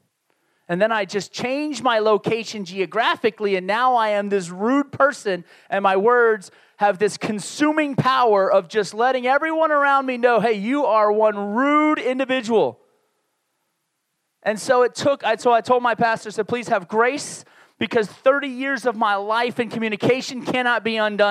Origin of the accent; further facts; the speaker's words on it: New York City and Baltimore, Maryland, Northeast, United States; moved away; also born or lived in Laredo, Texas; I grew up in the Northeast. I will consider most of my growing up years in New York City and Baltimore, Maryland, two major cities in the Northeast of the United States.